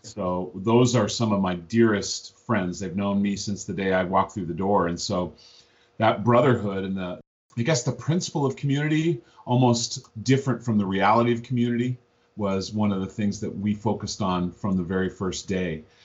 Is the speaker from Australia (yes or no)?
no; Missoula, Montana, United States; I grew up in Missoula, Montana